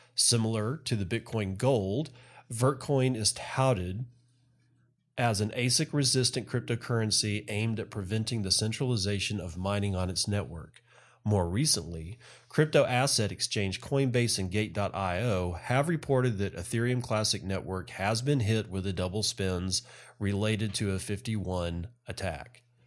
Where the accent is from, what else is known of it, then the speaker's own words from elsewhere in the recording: United States; as an American citizen